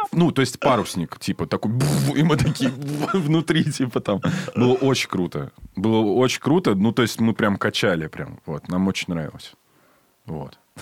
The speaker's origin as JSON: {"language": "Russian", "region": "Saint Petersburg", "country": "Russia", "said": "я из Питера"}